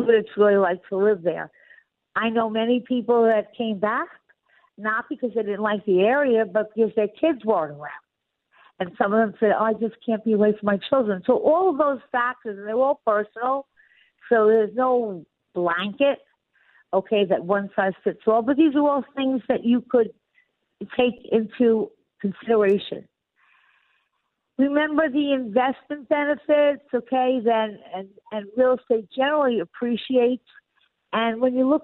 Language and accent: English; Long Island, New York, United States; moved away; I'm from Long Island